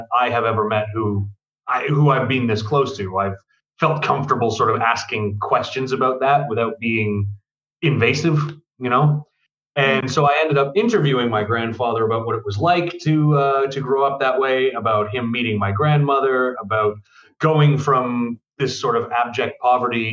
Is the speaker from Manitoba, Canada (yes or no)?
no; Ontario, Canada; moved away; I'm from Ontario